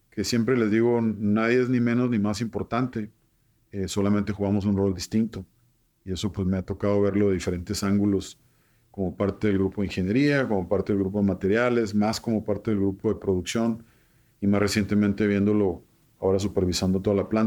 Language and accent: Spanish; Nogales, Sonora, Mexico; Entonces, Nogales lo veo muy identificado, pues sí, nos encanta divertirnos, somos gente apasionada, sonorense